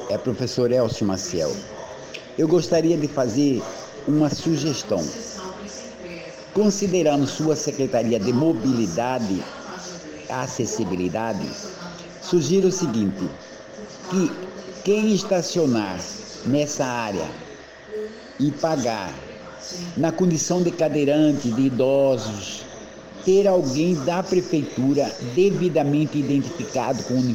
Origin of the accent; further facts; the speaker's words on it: Cuiabá, Mato Grosso, Brazil; Eu sou cuiabano, sou historiador